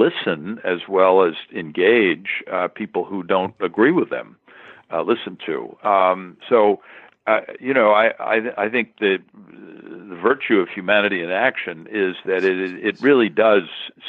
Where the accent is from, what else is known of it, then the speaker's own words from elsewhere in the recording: Hastings-on-Hudson, New York, United States; I'm from New York. I grew up in a small town north of New York, Hastings-on-Hudson.